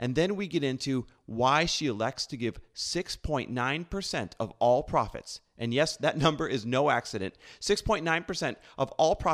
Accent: Wisconsin, United States; I grew up in the Midwest as well, Wisconsin

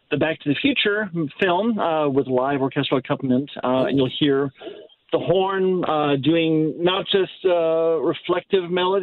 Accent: Naperville, Illinois, United States; now in St. Louis, United States; I grew up in Naperville, which is a Chicago suburb.

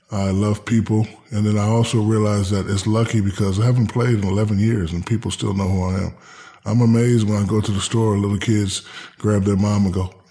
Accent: Newark, New Jersey, United States; also born or lived in Hinesville, Georgia / Germany / San Antonio, Texas; I'm I'm from Newark, New Jersey. Mm-hmm.

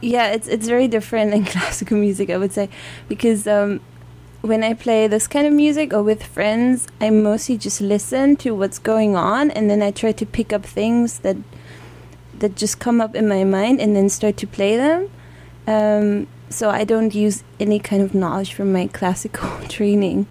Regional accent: Dortmund, North Rhine-Westphalia, Germany; also born or lived in San Francisco; I come from Germany. Uh, right now, I don't come from Germany though, uh-huh. but um, I come from Dortmund, which is the city in the northwest of Germany.

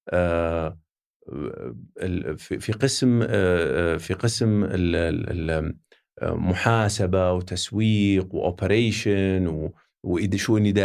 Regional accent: Saudi Arabia; نتاكد انه ما في احد يستخدم اني انا لاني انا سعودي انا بضغط على مديري

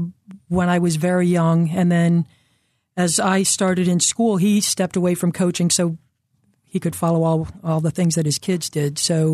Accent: Towanda, Pennsylvania, United States; also born or lived in Bucks County; I grew up in northeastern Pennsylvania, {S1} okay. {S2} A place called Towanda. I was born actually in Bucks County, but as I started first grade, we headed up there.

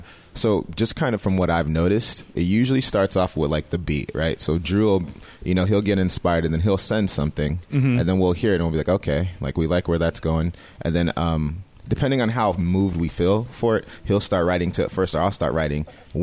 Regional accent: Nigeria; Yeah, so we're Nigerian. So we grew up on a lot of Afrobeat stuff.

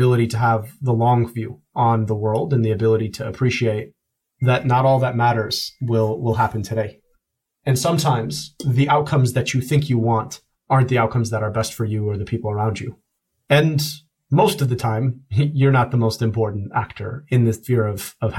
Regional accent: United States; also born or lived in United Kingdom; my stepmother who raised me is a daughter of the American Revolution, and I am profoundly an American

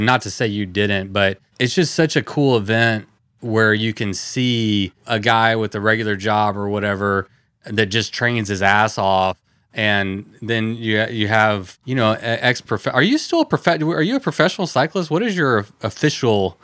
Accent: Texas, United States; I'm from Texas

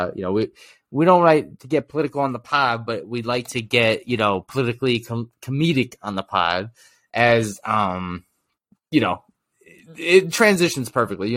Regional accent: New York, United States; I'm from New York

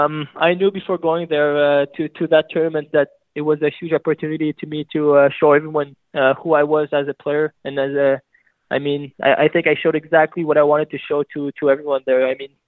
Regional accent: Scottsdale, Arizona, United States; born there; Yeah, like you said, I'm born in Scottsdale, Arizona. I mean, I moved around when I was pretty young.

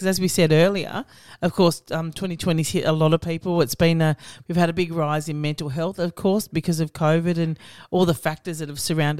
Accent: Cyprus; Are there any from Cyprus? That's my home country.

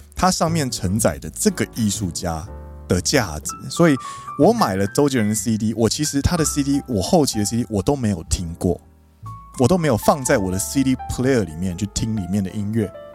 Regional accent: Kaohsiung, Taiwan; now in Japan; 加上我是高雄人

